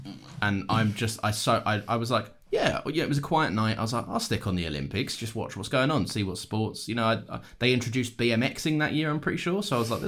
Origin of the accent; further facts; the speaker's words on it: United Kingdom; being British.